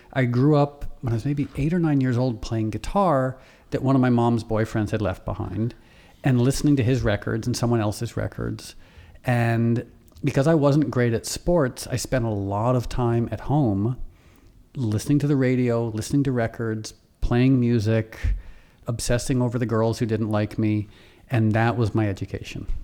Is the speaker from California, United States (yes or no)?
no; Darien, Connecticut, United States; also born or lived in Harlem, New York; I grew up in this conservative, preppy, affluent town